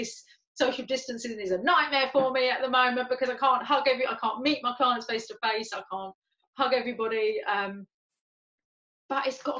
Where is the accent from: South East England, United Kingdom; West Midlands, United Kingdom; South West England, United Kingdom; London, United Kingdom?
London, United Kingdom; accent: London; I wanted to speak with my London accent. Like, I don't have as much of a London accent as I did have, and as much as my family still have